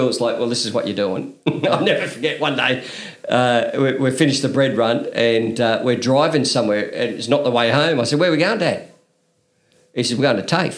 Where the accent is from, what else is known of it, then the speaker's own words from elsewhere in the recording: Newcastle, New South Wales, Australia; I grew up at the top of Blackbutt, Grandview Road, and did all my schooling up there at Newcastle